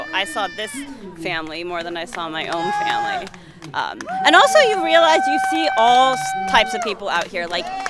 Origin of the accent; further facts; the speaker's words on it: California, United States; I'm from California